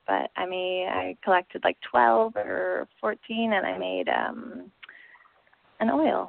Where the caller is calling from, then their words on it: Spain; I'm calling from Spain and it's 2:00 in the morning.